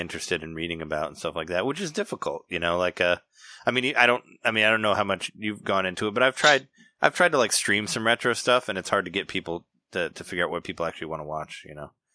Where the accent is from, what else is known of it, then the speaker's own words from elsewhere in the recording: Peoria, Illinois, United States; I'm from Peoria